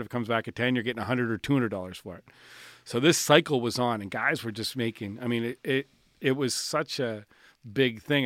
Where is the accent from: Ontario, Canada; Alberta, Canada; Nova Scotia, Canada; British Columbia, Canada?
Nova Scotia, Canada; Williamswood; also born or lived in Spryfield; I grew up in Williamswood.